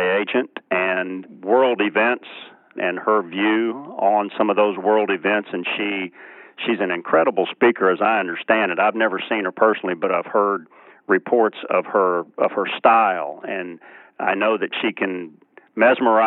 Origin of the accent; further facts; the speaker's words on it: Galveston, Texas, United States; Galveston, my hometown